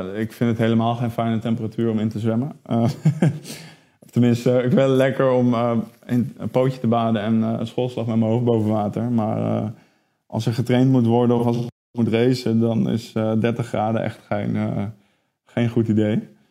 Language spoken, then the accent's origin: Dutch; Netherlands; wij als Nederlanders